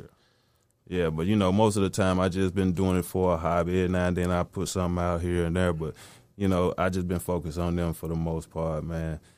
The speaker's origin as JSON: {"language": "English", "region": "the South", "country": "United States", "said": "I'm from the South, man, so I'm heavily influenced by Southern music"}